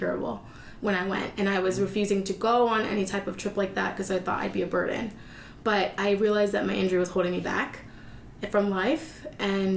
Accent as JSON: {"language": "English", "country": "United States", "said": "I come from America."}